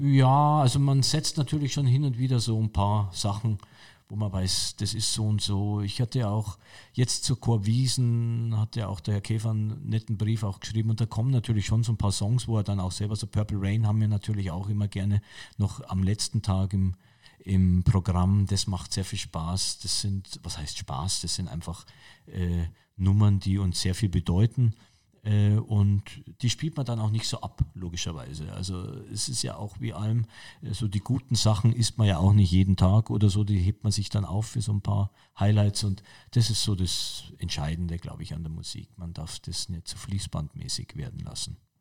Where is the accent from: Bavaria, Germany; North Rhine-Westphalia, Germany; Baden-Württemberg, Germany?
Bavaria, Germany; Munich; ich bin gebürtiger Münchner, ich bin in München-Pasing geboren und äh, ich bin natürlich also ein Münchner Kindl irgendwie und gehöre zu München